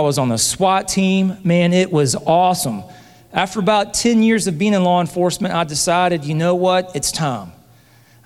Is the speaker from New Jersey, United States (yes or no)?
no; Hamilton, Alabama, United States; My wife, Christy, and Savannah and Casey, my daughters, we are from Hamilton, Alabama